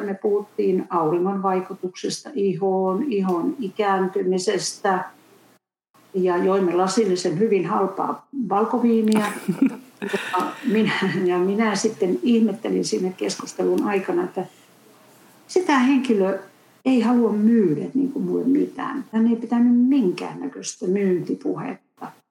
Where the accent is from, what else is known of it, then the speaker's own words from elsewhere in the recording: Finland; moved away as an adult; also born or lived in United States; olen tullut takaisin sitten myöhemmin Suomeen.